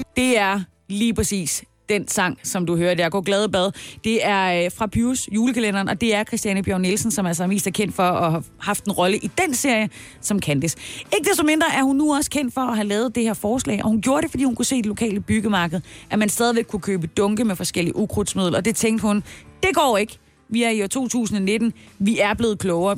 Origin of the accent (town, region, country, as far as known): Denmark